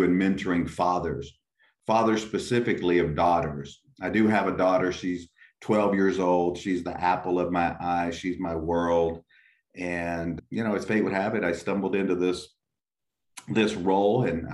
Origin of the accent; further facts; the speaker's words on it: West Texas, United States; also born or lived in McAllen, Texas; I was born and raised in West Texas.